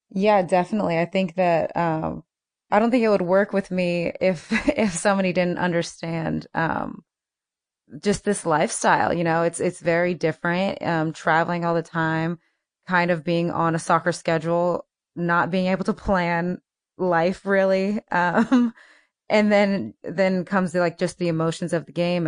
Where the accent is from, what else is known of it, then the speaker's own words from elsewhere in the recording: United States; I'm American